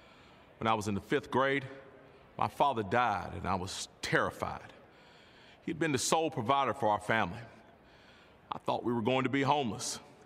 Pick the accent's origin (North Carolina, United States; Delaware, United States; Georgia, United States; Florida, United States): North Carolina, United States; Greensboro; I was born and raised in Greensboro, North Carolina, as the ninth of 10 children.